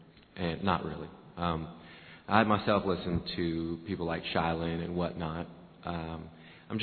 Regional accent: Chico, California, United States; I'm from Chico, California.

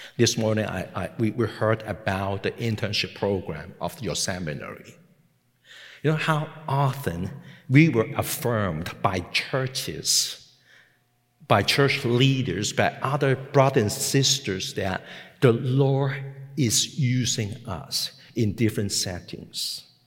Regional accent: Hong Kong; English is a second language; moved away as an adult; also born or lived in Macau; I was born and I grew up in Hong Kong

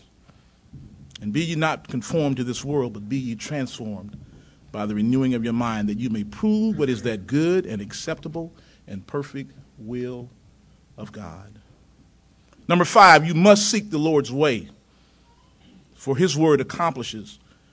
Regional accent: close to the Mississippi line, Tennessee, United States; now in North Carolina, United States; I was raised in Tennessee, close to the Mississippi line.

